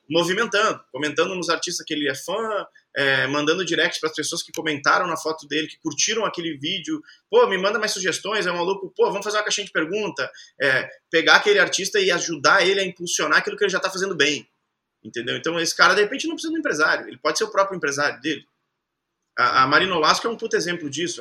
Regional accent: Caxias do Sul, Rio Grande do Sul, Brazil; moved away as an adult; also born or lived in Rocinha, Rio de Janeiro; Eu saí lá de Caxias do Sul, fiquei três anos na Rocinha morando num sótão.

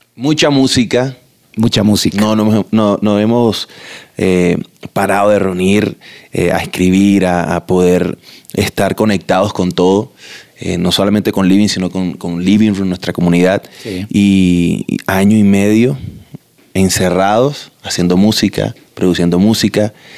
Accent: Barranquilla, Atlántico, Colombia; somos de Quilla, tenemos río, mar cerca.

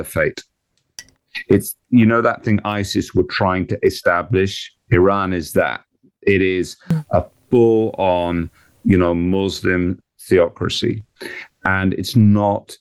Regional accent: England, United Kingdom; we're English

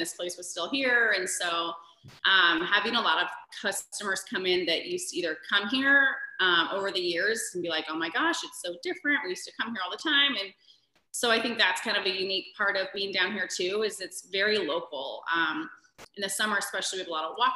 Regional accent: Lewiston, Idaho, United States; moved away as an adult; also born or lived in Moscow, Idaho / Phoenix, Arizona; now in Coeur d'Alene, United States; I'm not from Coeur d'Alene, but from Lewiston

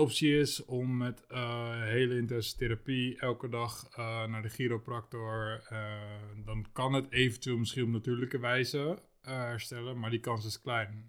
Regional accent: Lisse, South Holland, Netherlands; ik woonde toen, toen destijds in Lisse

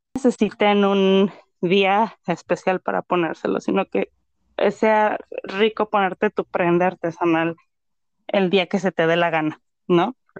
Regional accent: Mexico; now in Canada; como mexicana viviendo en el extranjero

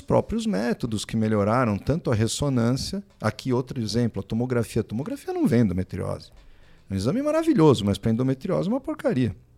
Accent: São Paulo, Brazil; moved away as an adult; now in São José dos Campos, Brazil; eu sou de São Paulo, nasci em São Paulo, fiz faculdade lá, na USP, residência também lá

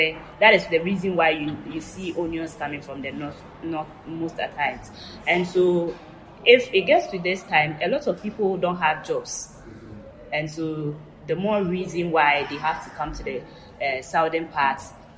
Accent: southern Ghana, Ghana; I remember in 2004, I went back to my hometown, as I was born in the southern part of Ghana.

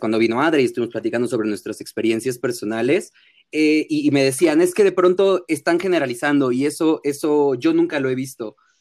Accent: Mexico; accent: fresa, cantadito; regresé a México hablando como yucateco, pero mal

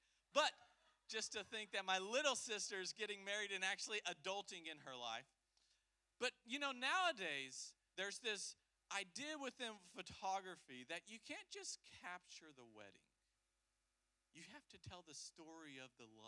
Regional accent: the South, United States; we're from the South

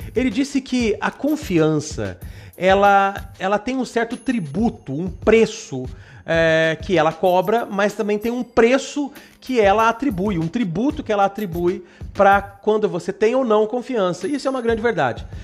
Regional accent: Brazil; Nós que somos brasileiros

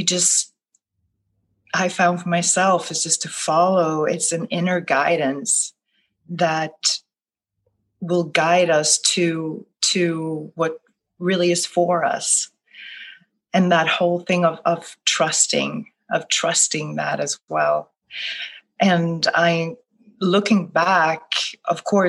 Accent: Gothenburg, Västra Götaland, Sweden; English is a second language; moved away as an adult; also born or lived in New York City; now in New Orleans, United States; I live in the United States now, in New Orleans, but I was born and raised in Gothenburg, Sweden.

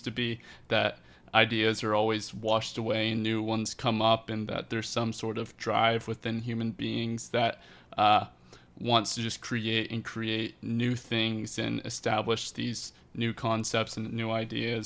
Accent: Lake Mary, Florida, United States; growing up in Lake Mary

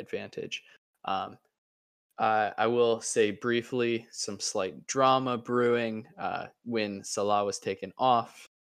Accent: United States; as an American

